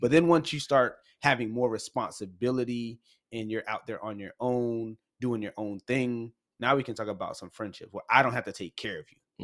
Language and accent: English; Massachusetts, United States; moved away as an adult; also born or lived in North Carolina; we grew up in Massachusetts, uh, well, our teen years